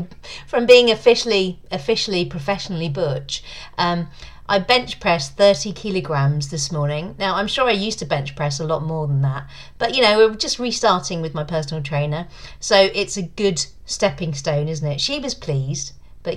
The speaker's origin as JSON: {"language": "English", "town": "Leigh-on-Sea", "region": "East of England", "country": "United Kingdom", "tie": "born or raised there", "moved": "yes", "said": "my hometown, Leigh-on-Sea in Essex"}